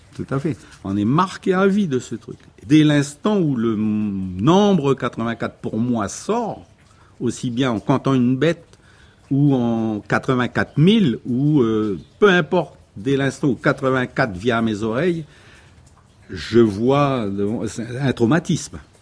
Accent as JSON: {"language": "French", "town": "Poya", "region": "North Province", "country": "New Caledonia", "said": "Moi, je suis calédonien, moi. Moi, je suis d'abord un mec de Poya, après, je suis un mec du Nord, après, je suis calédonien, après, je suis français"}